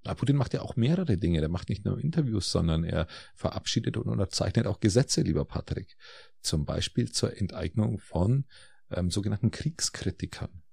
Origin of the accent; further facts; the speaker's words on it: Germany; bei uns in Deutschland